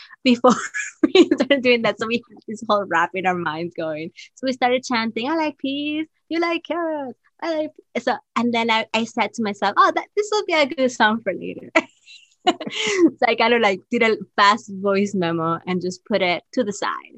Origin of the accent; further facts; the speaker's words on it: Peru; moved away as an adult; now in New York City, United States; I was born in Peru